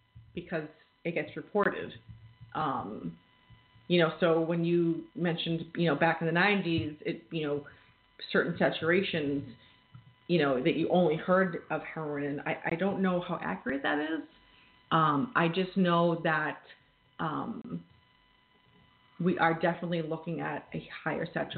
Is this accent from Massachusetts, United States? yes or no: yes; Massachusetts, United States; moved away as an adult; now in New Hampshire, United States; I am from Mass. I may live in New Hampshire now, but most of my experience in the field has been in Massachusetts